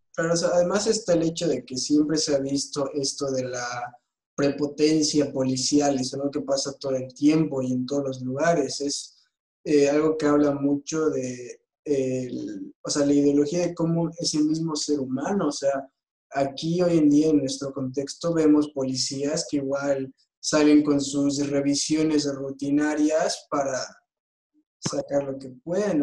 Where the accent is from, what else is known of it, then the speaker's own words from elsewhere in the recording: Bolivia; todos somos bolivianos